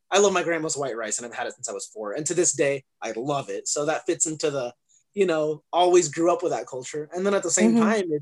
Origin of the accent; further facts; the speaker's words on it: Arizona, United States; also born or lived in England; I grew up here in Arizona.